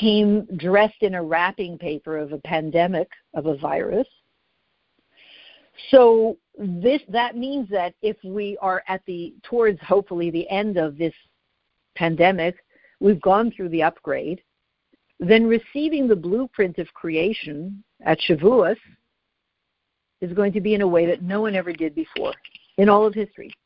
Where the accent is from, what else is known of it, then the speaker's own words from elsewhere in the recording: Canada; I'm Canadian.